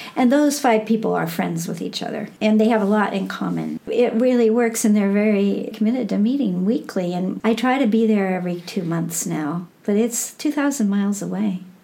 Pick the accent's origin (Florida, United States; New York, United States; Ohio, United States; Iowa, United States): Iowa, United States; Burlington; moved away as an adult; now in California, United States; I have been rediscovering my hometown Hmm. I mean, as a child, I moved in and out of that town, but I was born there. I graduated from high school there